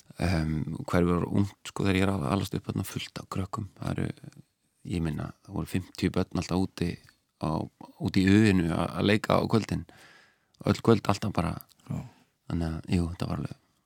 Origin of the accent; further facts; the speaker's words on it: Reykjavík, Capital Region, Iceland; also born or lived in Hlíðar, Reykjavík; ólst upp í Breðolti seljakverðinu og um, fluttist í hlýðarnar